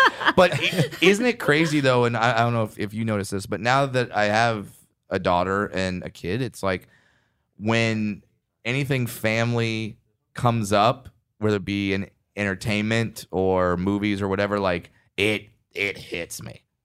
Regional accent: Orange County, California, United States; when I was raised in Orange County

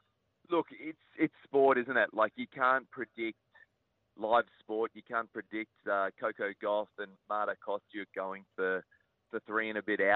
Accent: Queensland, Australia; being a Queenslander

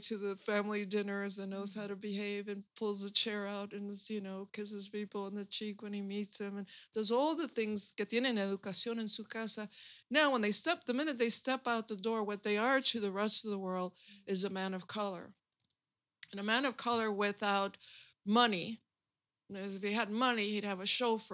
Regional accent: Chicago, Illinois, United States; I was born and raised in Chicago

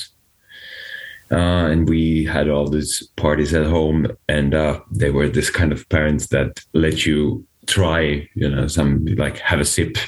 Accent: Finland; there's this big brewery back in my hometown

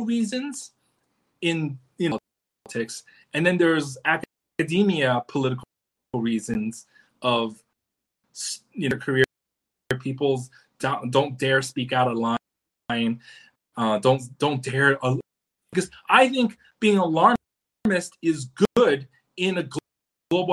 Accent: United States; I'm all American

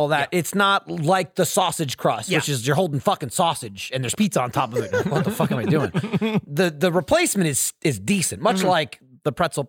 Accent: New Jersey, United States; I'm from New Jersey and I'm Polish. You can't take my mustard from me.

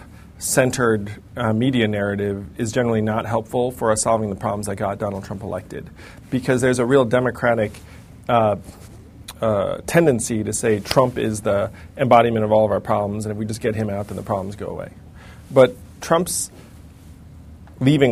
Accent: United States; I'm an American

